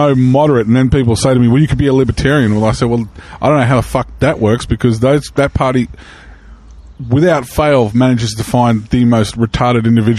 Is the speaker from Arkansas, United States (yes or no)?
yes; Arkansas, United States; I'm from Southern Arkansas, yes.